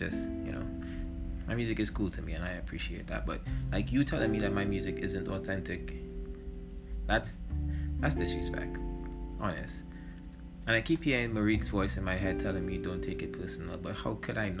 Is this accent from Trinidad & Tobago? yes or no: yes; Trinidad & Tobago; I'm a Trinidadian hip-hop artist